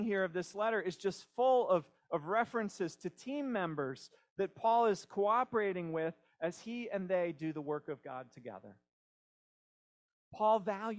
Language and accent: English; Pennsylvania, United States; We have a small house near where I grew up in Pennsylvania